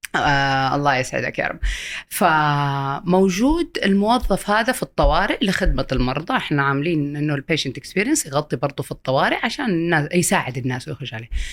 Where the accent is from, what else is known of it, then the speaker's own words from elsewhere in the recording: Saudi Arabia; عندنا في السعوديه